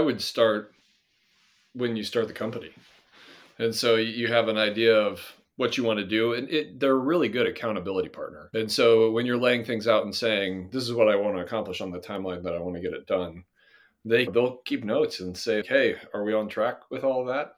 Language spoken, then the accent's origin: English; Nebraska, United States; moved away; also born or lived in Michigan; I'm originally from Nebraska